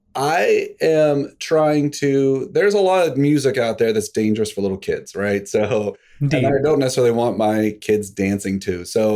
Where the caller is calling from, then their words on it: Greenwich, Connecticut, United States; I'm in Greenwich, Connecticut.